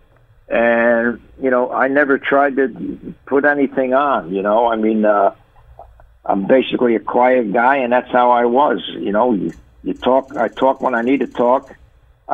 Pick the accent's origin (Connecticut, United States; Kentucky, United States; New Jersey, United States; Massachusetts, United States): New Jersey, United States; Paterson; I grew up in Paterson, New Jersey.